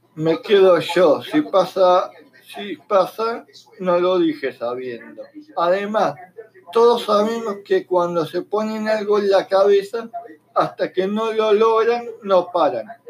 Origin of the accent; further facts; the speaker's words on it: Argentina; Como argentinos